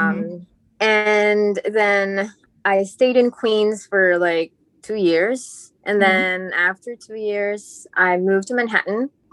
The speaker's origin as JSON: {"language": "English", "country": "Philippines", "tie": "born or raised there", "moved": "as an adult", "lives_now": "New York City, United States", "said": "I moved here in 2009. Mm-hmm. I was born and bred in the Philippines."}